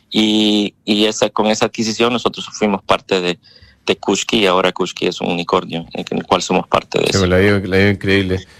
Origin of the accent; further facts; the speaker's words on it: Oakland, California, United States; nosotros somos de acá de Oakland, em, Oakland, California, que está al lado de San Francisco.